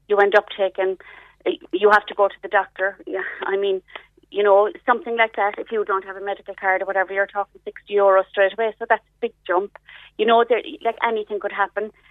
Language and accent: English; Ireland; We're typically Irish people, we never, we're very slow to ask for um, a bit of help